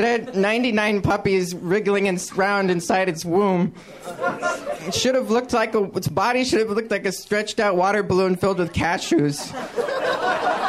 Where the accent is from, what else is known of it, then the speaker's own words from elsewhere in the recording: San Francisco Bay Area, California, United States; I grew up in the San Francisco Bay Area